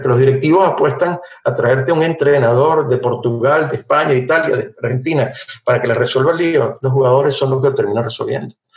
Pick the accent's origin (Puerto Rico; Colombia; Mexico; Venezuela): Venezuela; como venezolano